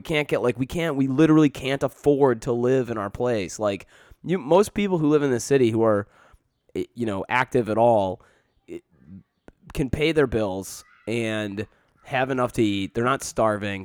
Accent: Canton, Michigan, United States; I grew up right next to Dearborn, I grew up in Plymouth, Canton, Michigan

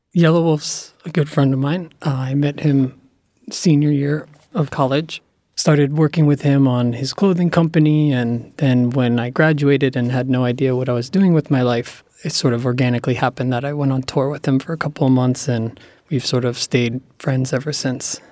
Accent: Cranford, New Jersey, United States; My hometown, Cranford, New Jersey

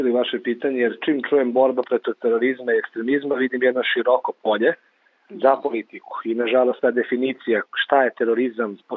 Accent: Serbia; ovde kod nas u Srbiji

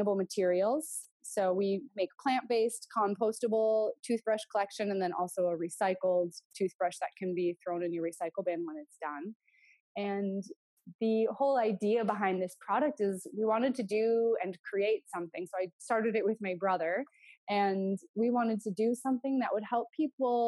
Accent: North Dakota, United States; we grew up in North Dakota, which for us was a very like outdoor lifestyle kind of experience

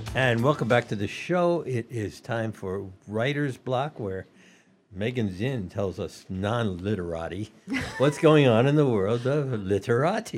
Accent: Atlanta, Georgia, United States; moved away; I was raised in Atlanta

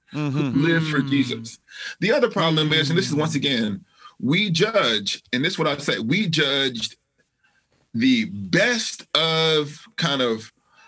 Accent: Alabama, United States; I'm from Alabama

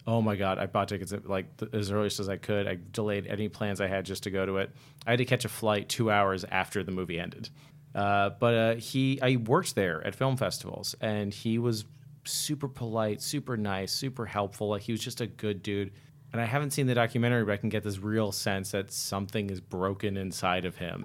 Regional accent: Worcester, Massachusetts, United States; now in Los Angeles, United States; We're both from Worcester

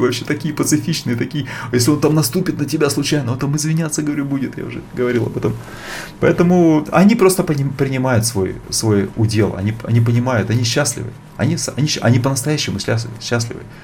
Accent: Bratsk, Irkutsk Oblast, Russia; moved away; also born or lived in India; Я сам из Братска

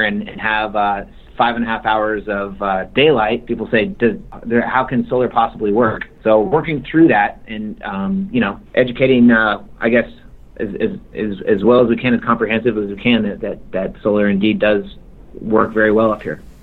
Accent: Alaska, United States; also born or lived in Bay Area, California; my home state of Alaska

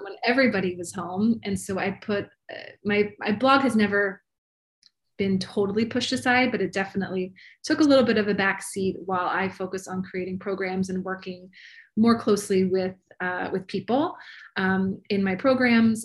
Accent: Maryland, United States; moved away as an adult; now in Los Angeles, United States; I'm originally from Maryland, but I have been in Los Angeles for about 16 years now. So almost as long as I was on the East Coast

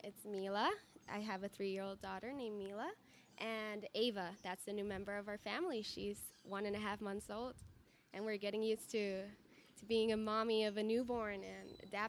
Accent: Aguadilla, Puerto Rico; English is a second language; also born or lived in Mayagüez, Puerto Rico; I grew up in Puerto Rico. I was born in Mayagüez, And I grew up in Aguadilla, Puerto Rico, right next to the beach. So we're like from the coast.

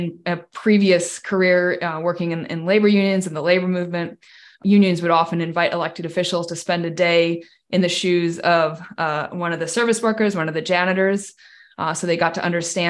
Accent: Washington, United States; I grew up in Washington State as someone who couldn't drive

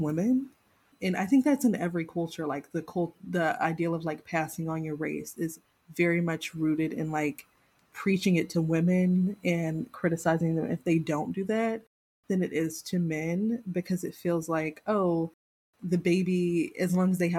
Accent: the South, United States; I come from the South and like my family is very personally linked to slavery

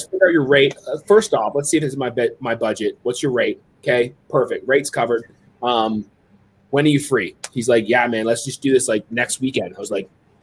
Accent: Waterdown, Ontario, Canada; my hometown. It was like a little skating loop in Waterdown

